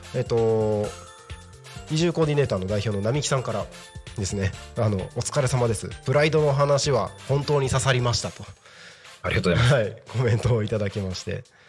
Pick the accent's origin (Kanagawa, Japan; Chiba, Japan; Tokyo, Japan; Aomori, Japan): Aomori, Japan; Takko; now in Tako, Japan; 地元は青森県 の多古町っていうところ